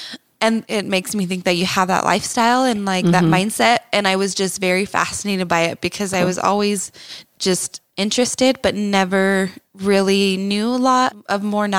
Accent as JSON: {"language": "English", "region": "Texas", "country": "United States", "tie": "born or raised there", "moved": "as an adult", "lives_now": "Utah, United States", "said": "And that was growing up in Texas. And then I moved to Utah when I was 19 years old. Actually, on my 19th birthday is when I came here."}